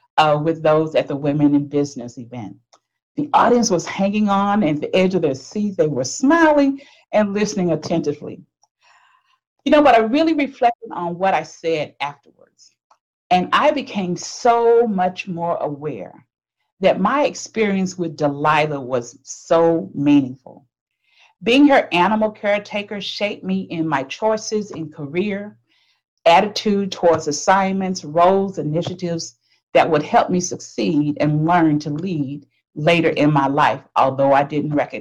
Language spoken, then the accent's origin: English; Texas, United States; moved away as an adult; now in Minnesota, United States; I was born and raised in Texas.